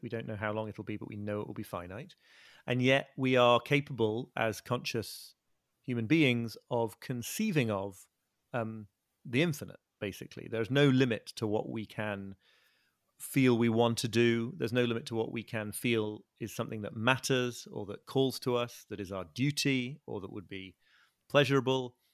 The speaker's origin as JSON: {"language": "English", "area": "north of England, near North Yorkshire", "region": "Yorkshire and the Humber", "country": "United Kingdom", "tie": "born or raised there", "also_born_or_lived": "Liverpool / Brooklyn, New York", "moved": "as an adult", "said": "I was born in Liverpool and grew up in the north of England, near, near where I'm living now."}